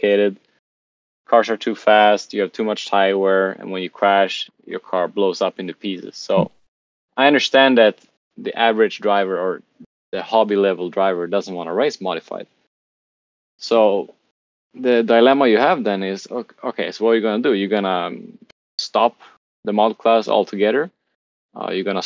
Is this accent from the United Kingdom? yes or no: no; Sweden; now in Lisbon, Portugal; I have the Swedish Carpet Nationals in my home country in Sweden